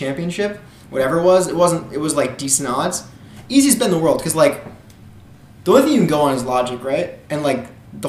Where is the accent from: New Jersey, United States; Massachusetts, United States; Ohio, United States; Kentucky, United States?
New Jersey, United States; I'm from New Jersey